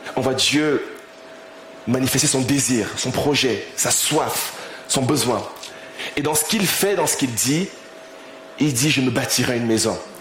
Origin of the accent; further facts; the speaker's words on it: Cameroon; also born or lived in Rouen, France; now in Paris, France; je, suis né au Cameroun, j'ai grandi au Cameroun